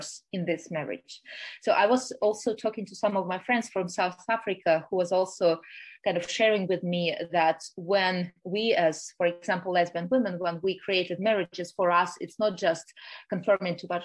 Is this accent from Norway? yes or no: no; Russia; moved away; I'm originally from Russia and I still have a Russian passport